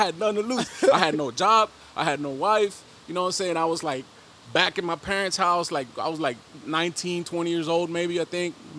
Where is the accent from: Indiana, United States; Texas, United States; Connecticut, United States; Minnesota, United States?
Texas, United States; Dallas; also born or lived in León, Guanajuato, Mexico; now in Houston, United States; I was raised in the hood, West Dallas, Oak Cliff, Texas